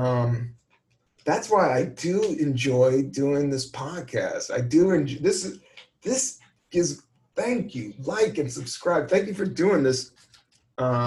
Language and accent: English; Virginia, United States; also born or lived in Washington, D.C.; now in New York, United States; I'm more of a DC cat. I'm more of a Virginia cat. So, but I just didn't grow up in it